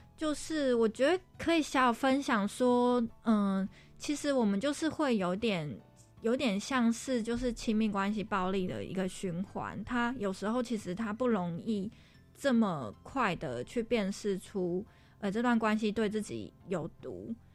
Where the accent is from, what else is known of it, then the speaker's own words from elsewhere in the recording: Taiwan; 毕竟我们就是一起在台湾长大嘛